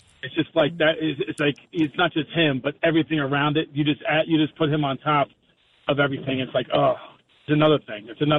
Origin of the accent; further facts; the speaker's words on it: New Jersey, United States; I grew up born and raised in New Jersey.